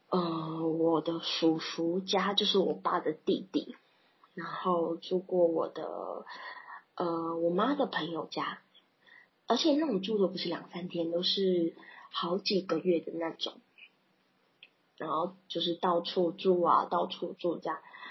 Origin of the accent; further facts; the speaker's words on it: Banqiao, New Taipei, Taiwan; also born or lived in Kaohsiung; 因为外婆家在板桥，